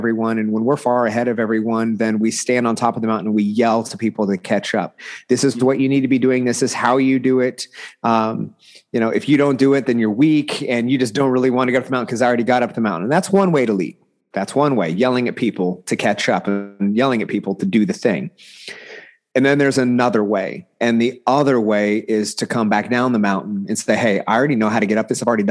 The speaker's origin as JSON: {"language": "English", "town": "Bixby", "region": "Oklahoma", "country": "United States", "tie": "born or raised there", "said": "I'm from Oklahoma. You know, small rural town called Bixby, which is just south of Tulsa proper, which kind of everybody knows Tulsa. And so I've been here my entire life"}